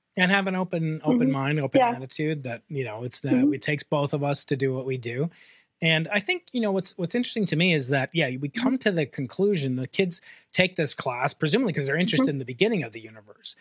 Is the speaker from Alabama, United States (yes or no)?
no; New York, United States; moved away; personal Big Bang began uh, 50 years ago in New York uh, State